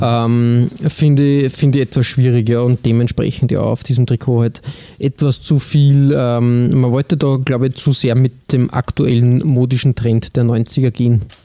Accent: Austria; bei uns in Österreich

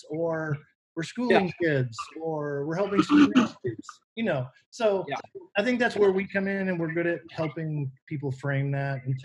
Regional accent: Novato, California, United States; also born or lived in San Rafael, California; I was born in Marin County, California, Marin General Hospital, which is kind of in San Rafael.

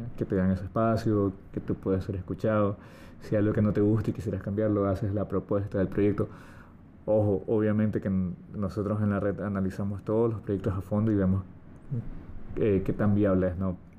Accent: Ecuador; Nuestro país

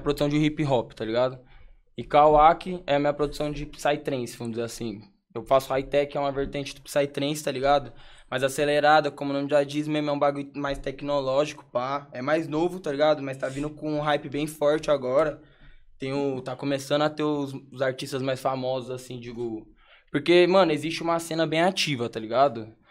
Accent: Brazil; moved away; also born or lived in abroad; como eu sou brasileiro, eu morava na gringa

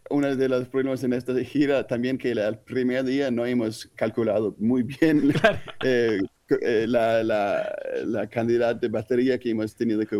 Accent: Denmark; moved away; also born or lived in Switzerland / Spain / Netherlands; como soy danés

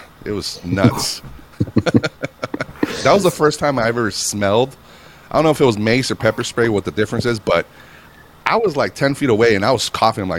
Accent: Reno, Nevada, United States; In Reno, Nevada, my hometown

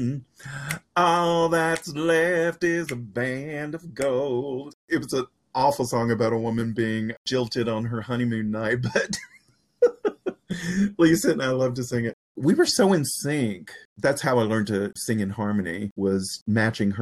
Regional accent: the South, United States; accent: Southern; moved away as an adult; my Southern accent

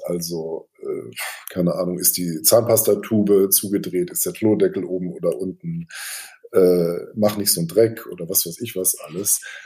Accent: Hamburg, Germany; moved away as an adult; now in Berlin, Germany; ich lebe seit zwölf Jahren in Berlin, aber ich komme aus Hamburg

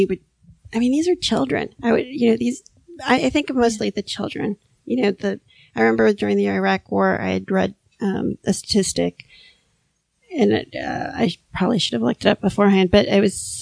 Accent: Miami, Florida, United States; I grew up in Miami

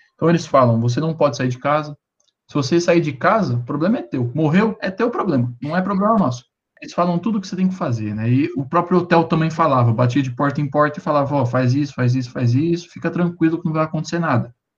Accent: Brazil; eu sou brasileiro

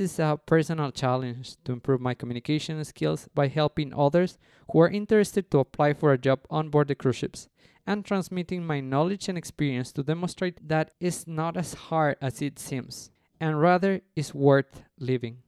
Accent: Mexico City, Mexico; first language Spanish; English is a second language; also born or lived in Cancun; I'm from Mexico City, from a pretty place called Coyoacán.

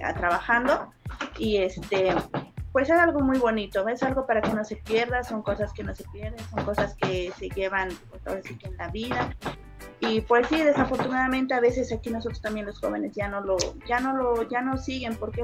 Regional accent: Tlaquilpa, Veracruz, Mexico; somos de Tlaquilpa, Veracruz, de la Sierra de Zongolica

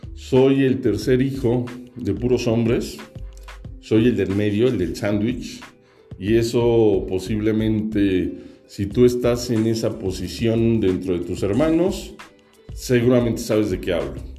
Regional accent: Mexico City, Mexico; also born or lived in Toluca; Nací en la Ciudad de México y vivo en la Ciudad de México.

